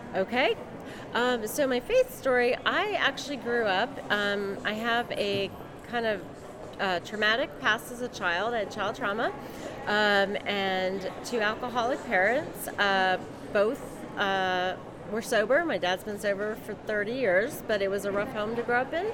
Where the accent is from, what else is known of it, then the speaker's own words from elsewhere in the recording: Northern Virginia, United States; now in Maryland, United States; I grew up in uh, Northern Virginia